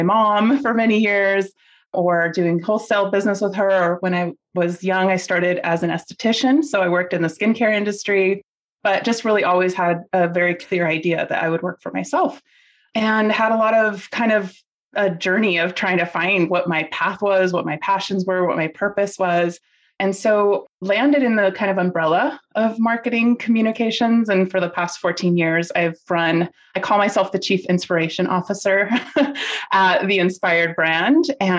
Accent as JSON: {"language": "English", "region": "Lima", "country": "Peru", "tie": "born there", "said": "I was born in Lima, Peru. I am Peruvian."}